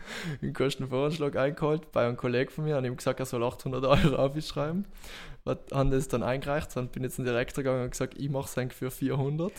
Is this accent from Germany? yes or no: no; Bolzano, Trentino-Alto Adige, Italy; moved away as an adult; now in Graz, Austria; bin gebürtiger Südtiroler, geboren in, in, in Bozen